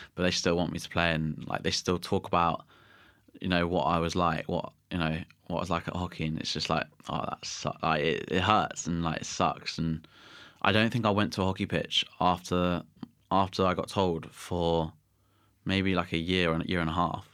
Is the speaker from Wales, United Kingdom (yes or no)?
no; Somerset, South West England, United Kingdom; also born or lived in Guernsey; I was born in Guernsey, and then I moved to Somerset.